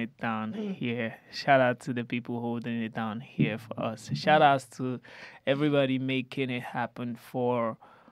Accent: Nigeria; we're just coming from Nige

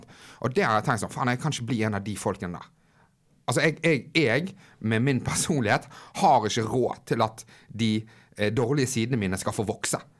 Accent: Bergen, Vestland, Norway; now in Oslo, Norway; jeg er hjemme i Bergen nå

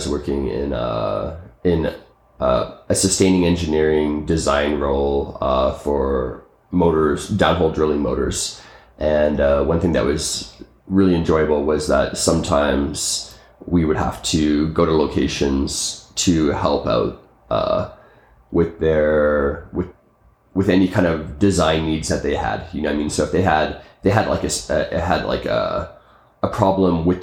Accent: Calgary, Alberta, Canada; originally, I'm from Calgary, Canada

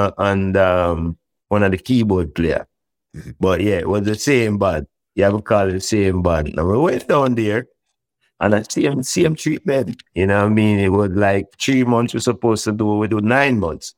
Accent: Jamaica; we are from Jamaica, we are Rastamans

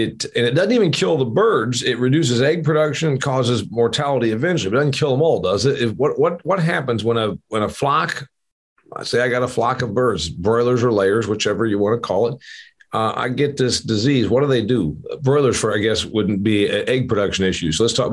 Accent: Indiana, United States; My home state of Indiana, I think, is number one or two duck producer

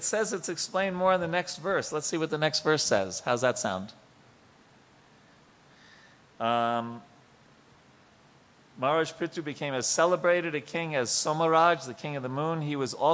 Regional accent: Long Island, New York, United States; I'm from Long Island, New York

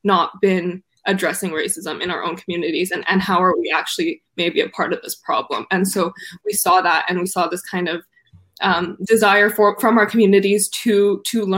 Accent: Vancouver, British Columbia, Canada; I'm from Canada, from Vancouver

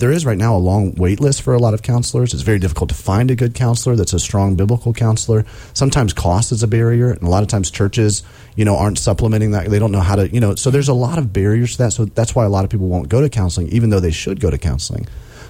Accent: Alabama, United States; also born or lived in South Carolina; now in Indiana, United States; I'm growing up in Alabama

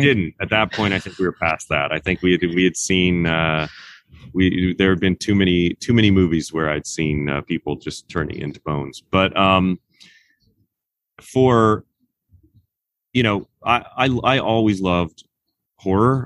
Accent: Kansas, United States; moved away as an adult; also born or lived in Los Angeles, California; now in Sherman Oaks, United States; I grew up in Kansas, in a small town in Kansas, and then I moved to Los Angeles after I graduated from college.

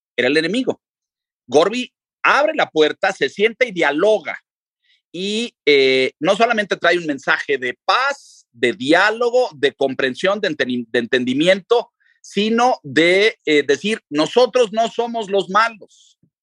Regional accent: Mexico; yo soy mexicano, pero mi padre era ruso.

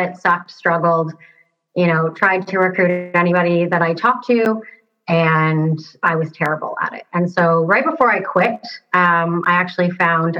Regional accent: Toronto, Ontario, Canada; moved away as an adult; now in Seattle, United States; I'm from like Toronto area in Canada. I'm living in Seattle right now

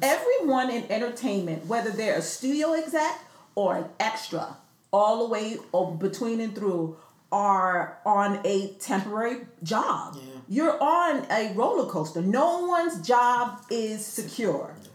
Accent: New York City, New York, United States; moved away; also born or lived in California; I grew up in the South Bronx

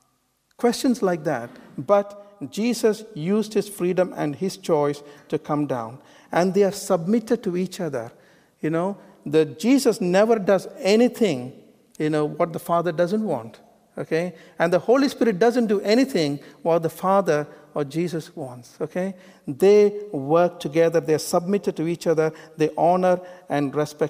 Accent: India; moved away; I was born in India, you know, like an Eastern bloke

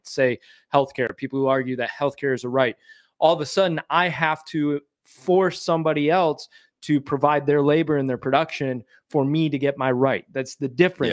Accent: Michigan, United States; moved away; I was born and raised in Michigan

